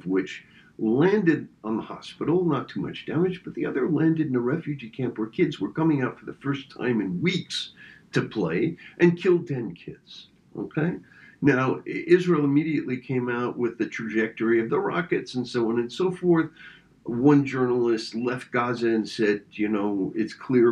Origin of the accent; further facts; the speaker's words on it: France; moved away; I was born in France and have lots of contacts in France, spend time in France